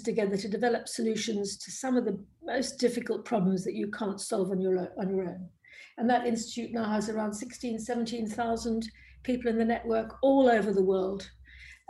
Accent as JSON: {"language": "English", "country": "South Africa", "tie": "born or raised there", "also_born_or_lived": "Cambridge", "moved": "yes"}